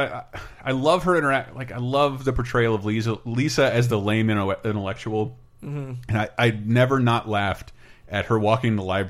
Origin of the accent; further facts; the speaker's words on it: Florida, United States; moved away; I love living in a city because I grew up in Florida and everything's a mile away.